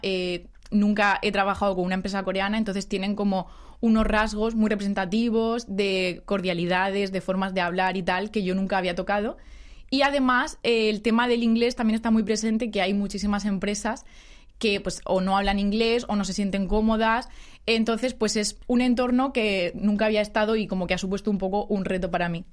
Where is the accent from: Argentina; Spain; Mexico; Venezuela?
Spain; moved away as an adult; now in South Korea; la oficina todos somos españoles